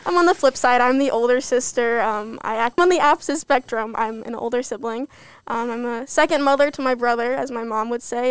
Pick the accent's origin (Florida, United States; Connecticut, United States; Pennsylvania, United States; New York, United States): Connecticut, United States; moved away; I'm from Connecticut